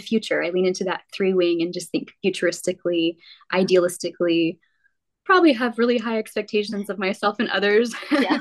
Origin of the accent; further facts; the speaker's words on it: Midland, Texas, United States; also born or lived in Odessa, Texas / Lubbock, Texas; I grew up in West Texas, primarily Midland, Odessa